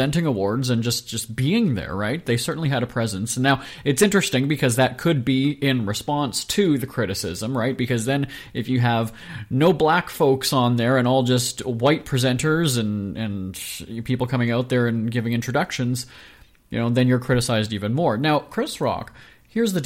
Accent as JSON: {"language": "English", "town": "Winnipeg", "region": "Manitoba", "country": "Canada", "said": "I'm from Winnipeg, Manitoba"}